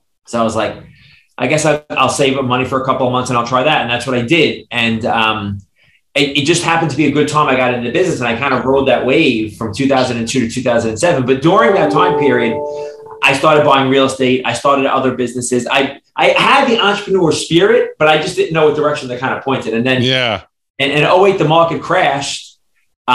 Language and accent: English; New York City, New York, United States; I grew up in Brooklyn, New York